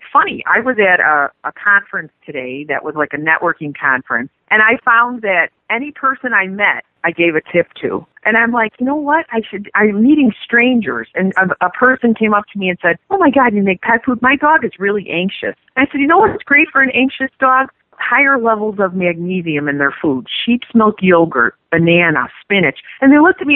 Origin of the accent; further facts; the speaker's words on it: Chicago, Illinois, United States; I'm from the South Side of Chicago